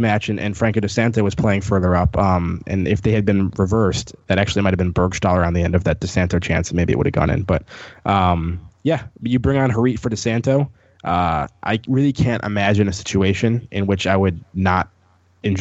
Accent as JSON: {"language": "English", "town": "Wheaton", "region": "Illinois", "country": "United States", "said": "no one knows where Wheaton, Illinois is"}